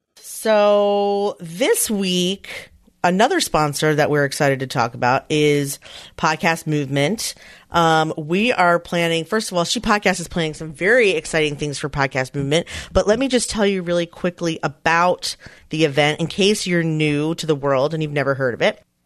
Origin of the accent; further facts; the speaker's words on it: Philadelphia, Pennsylvania, United States; Philadelphia is my hometown